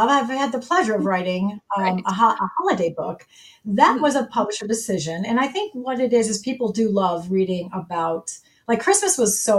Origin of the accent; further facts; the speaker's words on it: Chicago, Illinois, United States; now in Michigan, United States; I grew up in the suburbs of Chicago